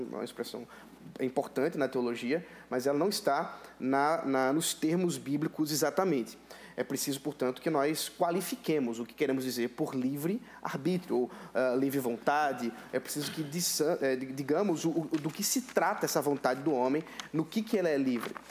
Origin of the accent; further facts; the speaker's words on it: Recife, Pernambuco, Brazil; Não, nasci em Recife. Sou da capital, é